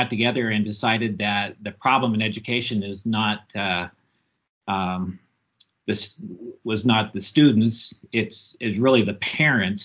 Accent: Southern Colorado, United States; moved away as an adult; also born or lived in Alaska; When I grew up in Southern Colorado

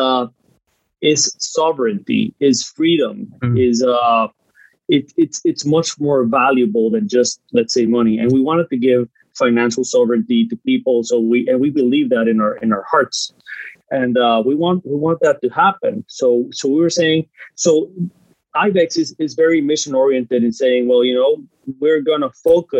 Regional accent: Guatemala; I'm from Guatemala

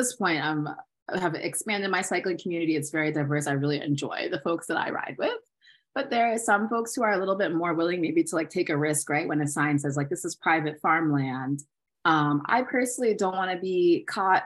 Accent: Maryland, United States; I'm from Maryland, from the suburbs.

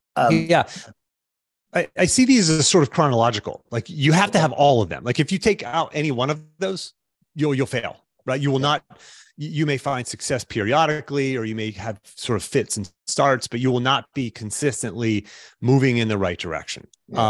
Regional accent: Pittsburgh, Pennsylvania, United States; I grew up in the Pittsburgh area

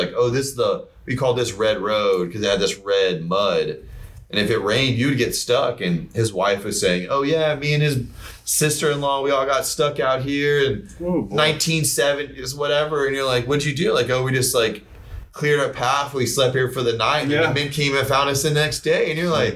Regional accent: South Texas, United States; we're from South Texas

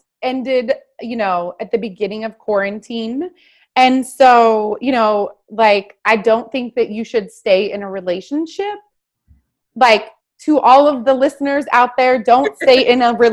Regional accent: Tillamook, Oregon, United States; I'm from Tillamook. I'm from a town of 4,000 people

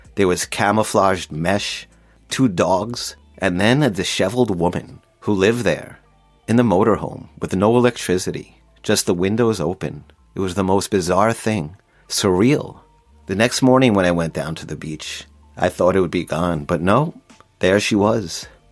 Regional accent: Long Island, New York, United States; Growing up in Long Island

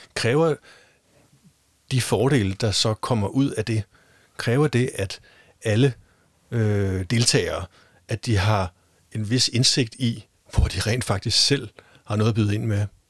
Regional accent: Denmark; nu er vi jo i Danmark, og vi er danskere

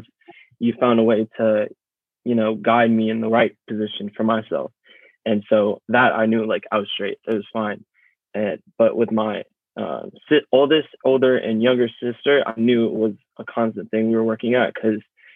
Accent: Mill Valley, California, United States; also born or lived in Antioch, California; I was growing up in Antioch, and it was just CC, or not even Antioch, in Mill Valley

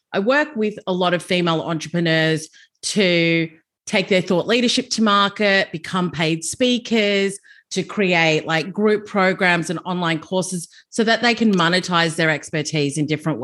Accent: Melbourne, Victoria, Australia; moved away as an adult; also born or lived in London; I grew up in Melbourne, and I got into recruitment and HR at a young age.

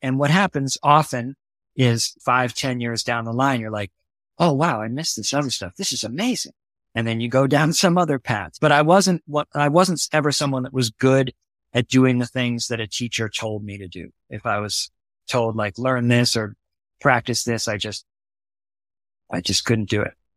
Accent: New York City, New York, United States; also born or lived in New Haven, Connecticut; I moved to, uh, Brooklyn

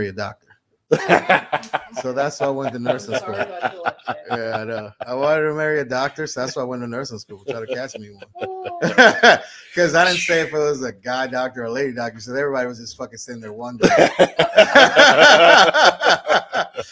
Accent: Orlando, Florida, United States; also born or lived in New York; I moved to Orlando when I was 9. So I came here when I was 9, and this is home

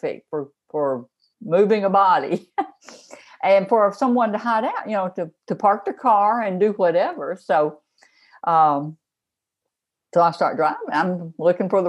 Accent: Memphis, Tennessee, United States; I grew up in Memphis

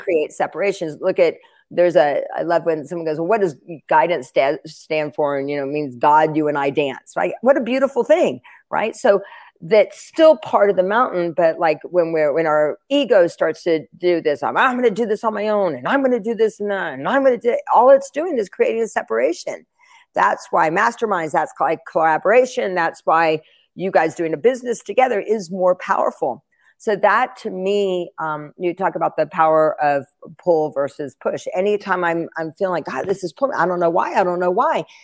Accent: Asheville, North Carolina, United States; moved away; I'm from Asheville, North Carolina.

